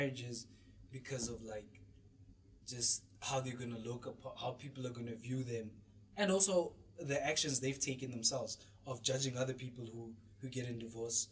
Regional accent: South Africa; As South African creatives

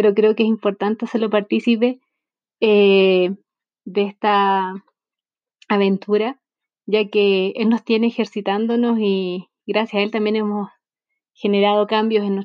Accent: Chile; soy de Chile.

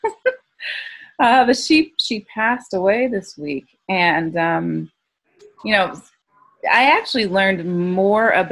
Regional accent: the South, United States; growing up in the South

